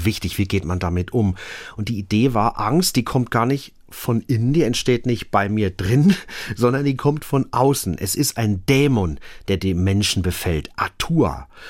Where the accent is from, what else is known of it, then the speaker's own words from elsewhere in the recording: Germany; bei uns in Deutschland